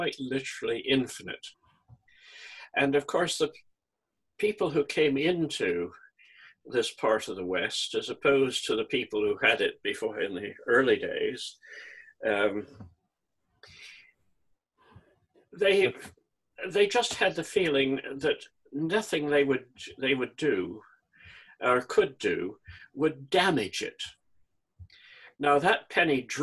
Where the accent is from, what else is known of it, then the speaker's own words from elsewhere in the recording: Calgary, Alberta, Canada; I was born in Calgary, in Alberta, which is within sight of the Rocky Mountains.